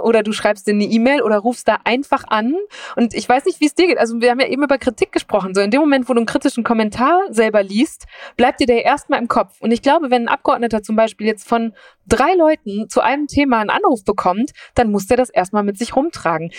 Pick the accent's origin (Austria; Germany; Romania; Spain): Germany; Münsterland, North Rhine-Westphalia; moved away; ich bin in Nordrhein-Westfalen aufgewachsen, so am Rand, an der Grenze zu Holland